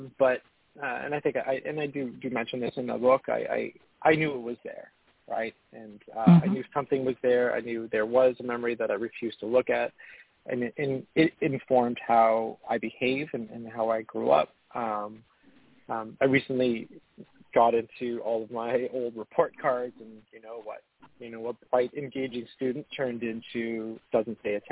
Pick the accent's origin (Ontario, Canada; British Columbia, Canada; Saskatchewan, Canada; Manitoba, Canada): Ontario, Canada; Hamilton; also born or lived in Montreal, Quebec; now in Ottawa, Canada; I was born in Montreal earlier and moved to a city called Hamilton, Ontario